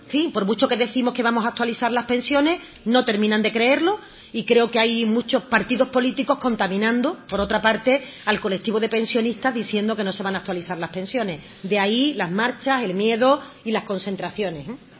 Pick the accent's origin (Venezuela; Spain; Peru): Spain; Andalusia